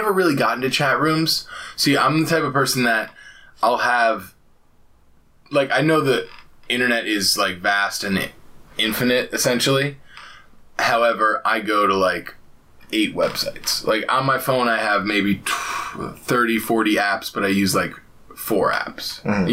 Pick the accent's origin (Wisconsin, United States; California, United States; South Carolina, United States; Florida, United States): Florida, United States; growing up in Florida